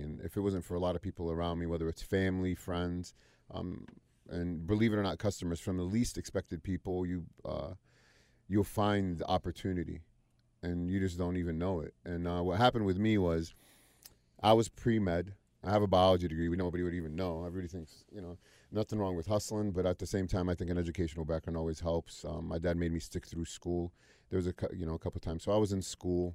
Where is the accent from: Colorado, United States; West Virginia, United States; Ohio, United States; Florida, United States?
Ohio, United States; Youngstown; moved away as an adult; also born or lived in Wilmington, North Carolina / Cleveland, Ohio; now in Charlotte, United States; I was born in Wilmington, North Carolina, but I was raised mostly in O, Youngstown, Ohio